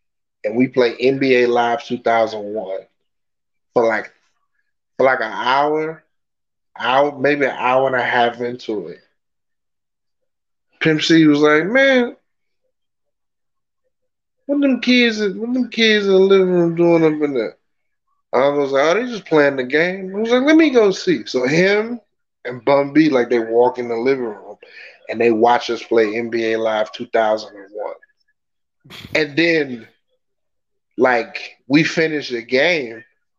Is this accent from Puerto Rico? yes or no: yes; Puerto Rico; Yeah, it's like where I'm from Puerto Rico, right?